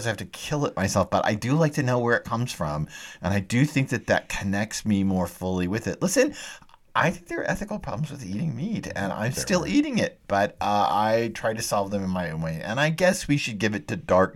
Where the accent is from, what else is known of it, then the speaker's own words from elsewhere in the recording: Texas, United States; I'm a Texan